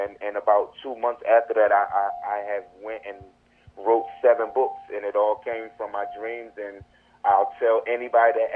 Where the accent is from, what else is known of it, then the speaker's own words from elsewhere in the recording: Camden, New Jersey, United States; moved away as an adult; now in Florida, United States; I'm from Camden, New Jersey